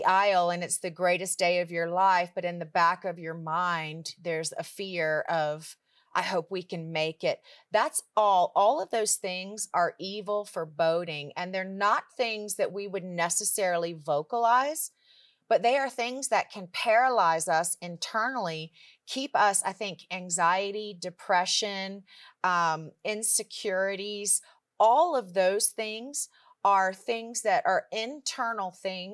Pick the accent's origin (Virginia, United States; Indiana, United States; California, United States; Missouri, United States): Virginia, United States; Richmond; I grew up in Richmond, Virginia, and I grew up in church